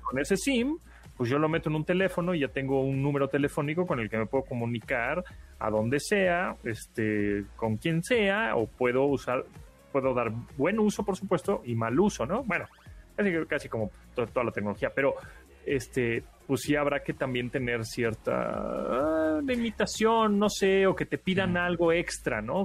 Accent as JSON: {"language": "Spanish", "country": "Mexico"}